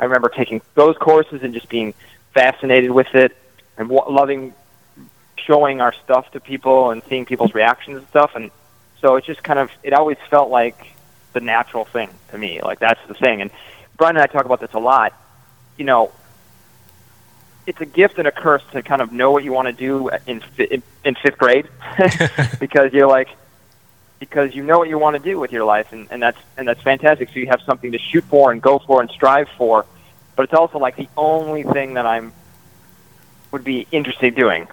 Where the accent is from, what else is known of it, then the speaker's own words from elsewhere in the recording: Minnesota, United States; we grew up in Minnesota